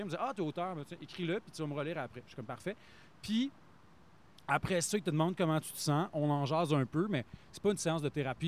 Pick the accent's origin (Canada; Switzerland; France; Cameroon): Canada; Plessisville, Quebec; j'ai grandi à Play Civil